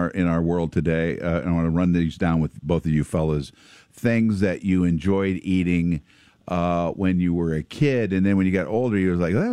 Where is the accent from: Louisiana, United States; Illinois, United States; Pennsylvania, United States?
Illinois, United States; Pekin; when I was a kid growing up in Pekin